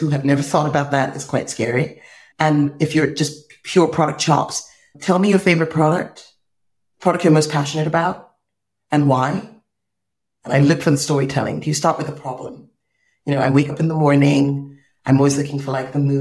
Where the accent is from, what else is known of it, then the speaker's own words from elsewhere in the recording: Nigeria; I'm this Nigerian girl